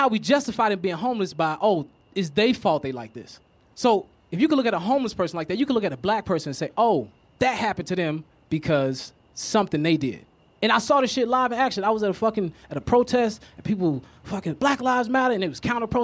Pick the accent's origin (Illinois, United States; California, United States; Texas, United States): Illinois, United States; Chicago; I'm from Chicago.